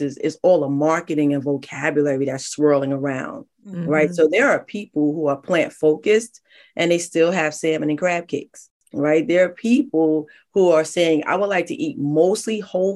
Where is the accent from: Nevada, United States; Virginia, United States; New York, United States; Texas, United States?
New York, United States; New York City; I'm from the Bronx. My family's from the South, all around Richmond, all around Georgia.